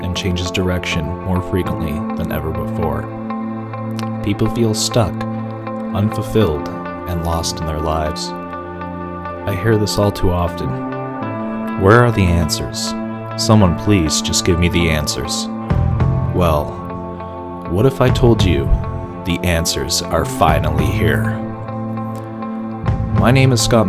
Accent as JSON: {"language": "English", "town": "Toronto", "region": "Ontario", "country": "Canada", "said": "me being from Toronto"}